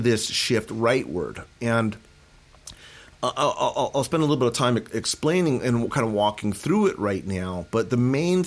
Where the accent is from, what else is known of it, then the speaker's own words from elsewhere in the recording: Moorpark, California, United States; I grew up in Moorpark. I grew up in Ventura County